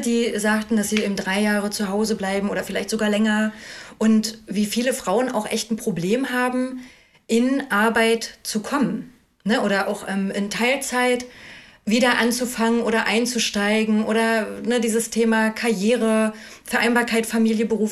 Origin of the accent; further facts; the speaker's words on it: Ueckermünde, Mecklenburg-Vorpommern, Germany; moved away as an adult; also born or lived in Cologne / Hamburg; now in Schleswig-Holstein, Germany; ich bin aus Ückermünde ursprünglich, also da bin ich geboren und aufgewachsen. Ückermünde Altwarp in Mecklenburg-Vorpommern am Oderhaff